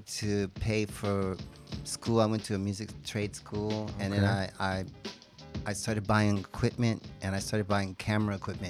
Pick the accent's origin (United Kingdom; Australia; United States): United States; New York City, New York; also born or lived in Brooklyn; I was born in Brooklyn and grew up in the Bronx.